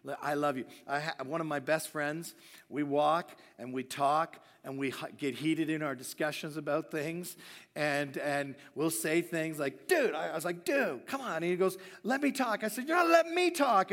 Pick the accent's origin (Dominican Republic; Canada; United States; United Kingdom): Canada; Hamilton, Ontario; I'm a Canadian